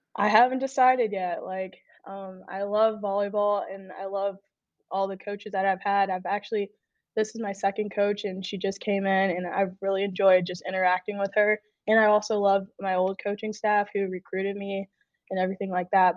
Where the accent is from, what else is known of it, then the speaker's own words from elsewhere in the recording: Texas, United States; moved away as an adult; now in Illinois, United States; I'm from Texas. I moved all the way to Illinois